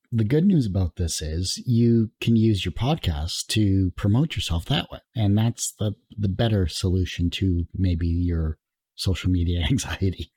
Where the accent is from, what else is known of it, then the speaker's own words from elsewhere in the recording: Canada; being Canadian, so I'm in, like, double trouble for that because, you know, we don't like to promote ourselves